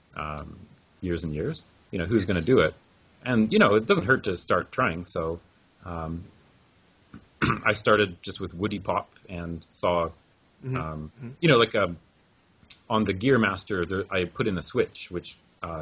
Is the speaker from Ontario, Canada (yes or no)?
no; Vancouver, British Columbia, Canada; moved away as an adult; now in Japan; I grew up in Vancouver, Canada. And 2002, when I graduated university, I came to Japan and started teaching English, and I'm still in Japan now